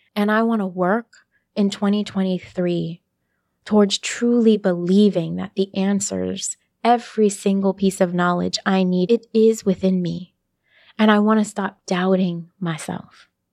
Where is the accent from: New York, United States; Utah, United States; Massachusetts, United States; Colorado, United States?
New York, United States; Brooklyn; moved away as an adult; also born or lived in New Haven / Boston; now in Miami, United States; my hometown of Brooklyn